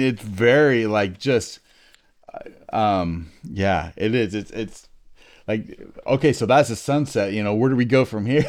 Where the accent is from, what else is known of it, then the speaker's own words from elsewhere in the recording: United States; I'm an American